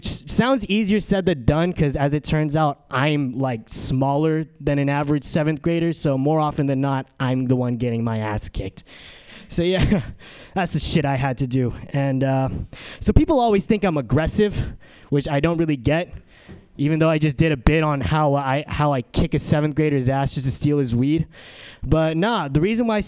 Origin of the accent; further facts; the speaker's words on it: San Diego, California, United States; moved away as an adult; now in San Francisco, United States; I'm from San Diego. And I'm here at San Francisco so I can attend SF State